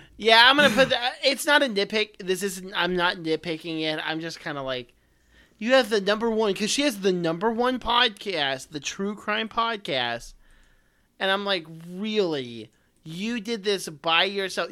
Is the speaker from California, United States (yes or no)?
no; Central Texas, United States; born or raised there; also born or lived in Oklahoma